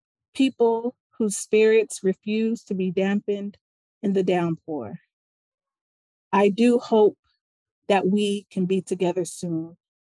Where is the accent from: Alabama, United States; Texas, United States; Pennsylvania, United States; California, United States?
California, United States; Compton; When I tell a stranger that I am from Compton, no other reference is needed.